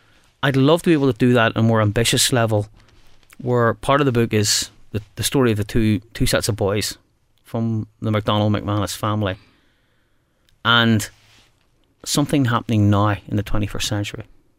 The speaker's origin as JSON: {"language": "English", "town": "Belfast", "region": "Northern Ireland", "country": "United Kingdom", "said": "And we're both from Belfast."}